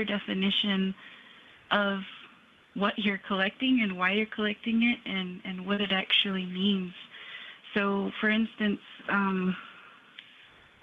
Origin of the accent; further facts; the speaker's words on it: United States; how I was raised on the Navajo community, from my parents